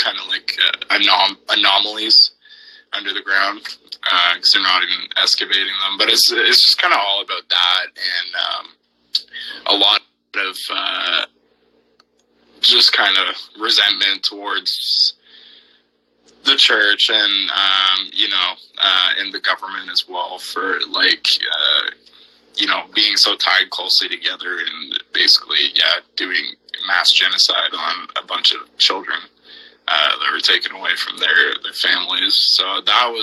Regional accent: Southern Ontario, Canada; we're from Southern Ontario, which is, like, the most populated place in Canada

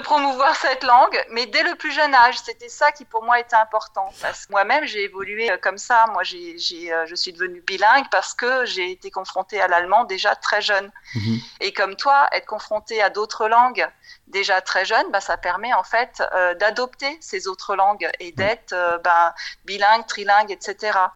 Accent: France; moved away as an adult; also born or lived in Paris / Frankfurt / London / Germany; je suis française, j'ai grandi en France

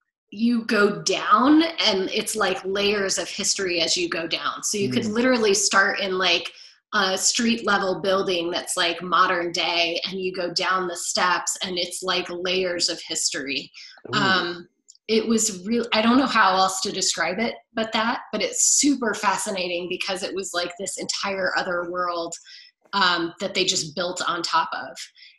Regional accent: England, United Kingdom; So I would love to go see them and do all of the things that I did growing up in England.

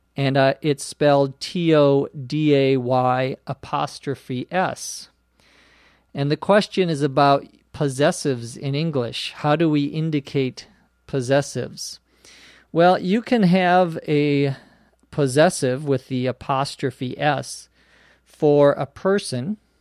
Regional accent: Minnesota, United States; now in Los Angeles, United States; my home state of Minnesota

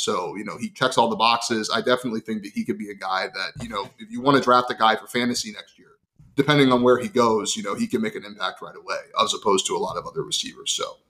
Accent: Ohio, United States; moved away; I'm from Ohio originally.

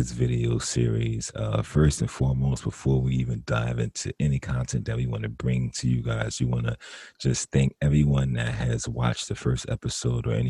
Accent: Northern New Jersey, United States; now in California, United States; we were pretty much born and raised in Northern New Jersey

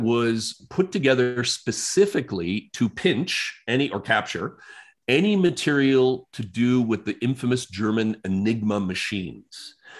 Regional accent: Canada

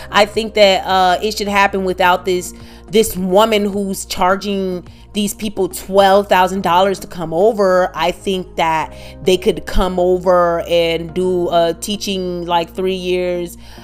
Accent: Midwest, United States; first language English; we're both Americans, we both grew up in America in our different cities. You know, uh, we we grew up uh, in different states, but the Midwest.

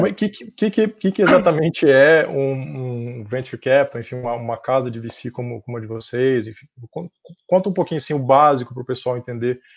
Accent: São Paulo, Brazil; eu sou de São Paulo mesmo, né?

